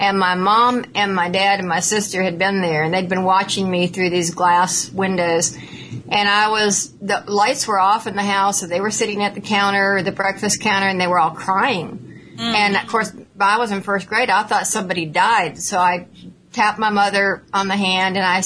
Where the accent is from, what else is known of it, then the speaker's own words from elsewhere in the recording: Atlanta, Georgia, United States; moved away as an adult; also born or lived in New York; now in Ooltewah, United States; I was raised in Atlanta